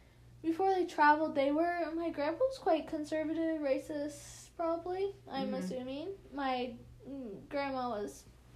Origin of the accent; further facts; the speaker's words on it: United States; we're from the United States